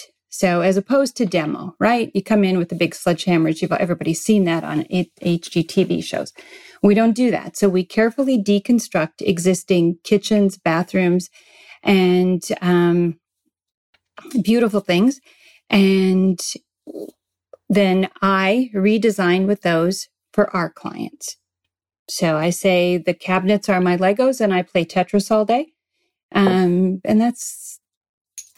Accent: Midwest, United States; moved away as an adult; also born or lived in Arizona; now in San Diego, United States; I was raised in the Midwest on a farm

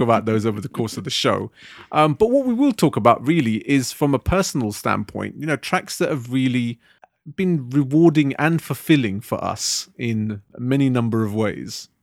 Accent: Southall, London, United Kingdom; growing up in Southall

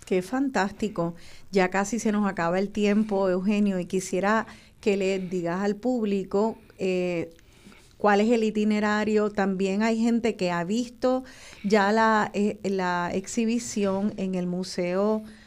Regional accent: Puerto Rico; nuestra isla

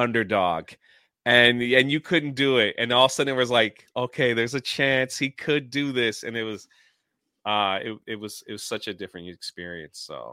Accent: Washington, District of Columbia, United States; I grew up in Washington, D C.

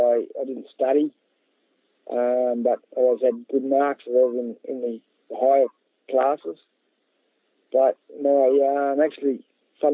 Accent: Scone, New South Wales, Australia; I grew up in Scone in the Hunter Valley

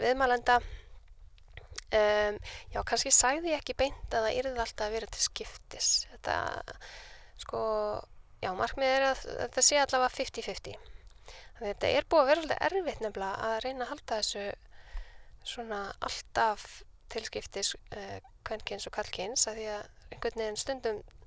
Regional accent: Reykjavík, Capital Region, Iceland; also born or lived in Copenhagen; ég er uppalinn í Vesturbænum

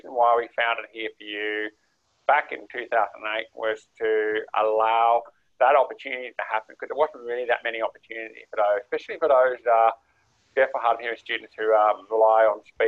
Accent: Armidale, New South Wales, Australia; I actually grew up in Armidale

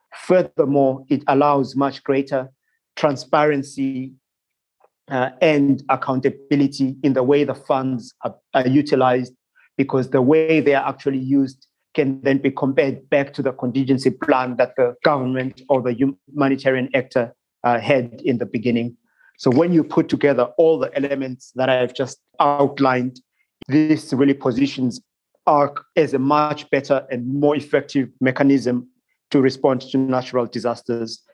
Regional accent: Zimbabwe; moved away as an adult; also born or lived in Bermuda / Singapore; I am originally from Zimbabwe, but I left Zimbabwe when I was uh, about 18 years old uh, to study abroad

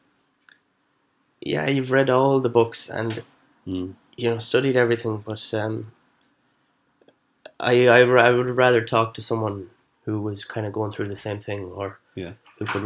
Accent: Elphin, Connacht, Ireland; also born or lived in Canada; I went to a counsellor in Elphin, my hometown

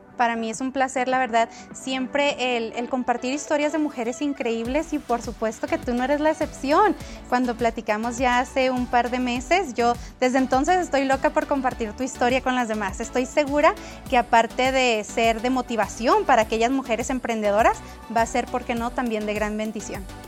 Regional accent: Guachochi, Chihuahua, Mexico; moved away as an adult; now in United States; yo nací en Washoshi, en Chihuahua

